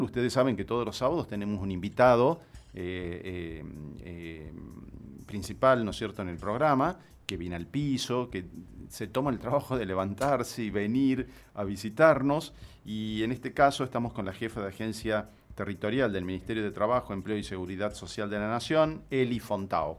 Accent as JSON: {"language": "Spanish", "region": "Tucumán", "country": "Argentina", "moved": "yes", "lives_now": "Catamarca, Argentina", "said": "Yo soy tucumano, vivo acá hace muchos años en Catamarca"}